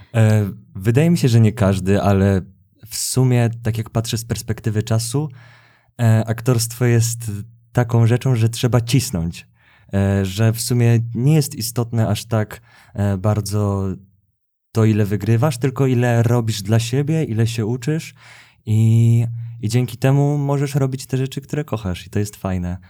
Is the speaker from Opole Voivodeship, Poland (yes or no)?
no; Gdańsk, Pomeranian Voivodeship, Poland; moved away as an adult; also born or lived in Kraków; now in Warsaw, Poland; jestem z Gdańska. I, I od razu po liceum przeprowadziłem się do Krakowa